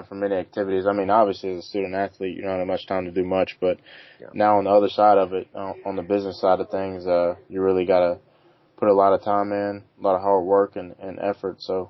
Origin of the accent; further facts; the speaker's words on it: Arkansas, United States; moved away as an adult; That was my home state